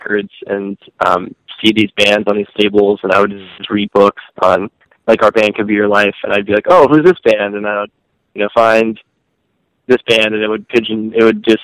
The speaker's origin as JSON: {"language": "English", "town": "New Brunswick", "region": "New Jersey", "country": "United States", "tie": "born or raised there", "also_born_or_lived": "Queens, New York", "moved": "as an adult", "lives_now": "Chicago, United States", "said": "Then I moved to New Jersey. And then I lived there, and I, like, was involved with New Brunswick, college basement scene"}